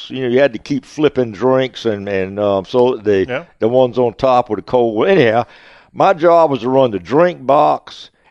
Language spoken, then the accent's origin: English; the South, United States; but I'm still a Southerner at heart. I like everything South.